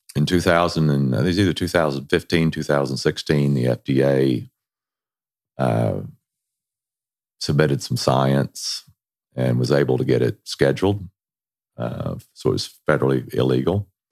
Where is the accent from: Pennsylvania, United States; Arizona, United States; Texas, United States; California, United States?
Texas, United States; moved away; we're originally from Texas